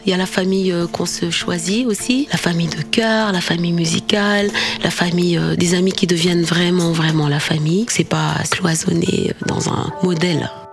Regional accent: Dakar, Senegal; first language Wolof; French is a second language; moved away; C'est ma langue natale, donc c'est une source. Quand je chante en Wolof, j'ai vraiment l'impression que je, je, suis toujours cette Sénégalaise euh, qui a jamais quitté Dakar

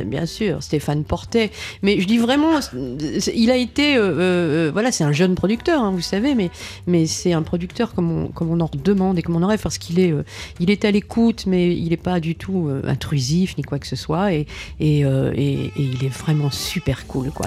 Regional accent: Boulogne-sur-Mer, Hauts-de-France, France; moved away; also born or lived in Paris; nous sommes tous les deux du Pas-de-Calais. Hein. Il est de Calais, j'étais de Boulogne-sur-Mer

